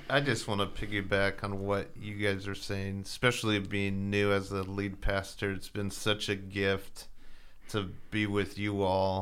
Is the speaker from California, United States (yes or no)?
yes; Southern California, United States; growing up in Southern California.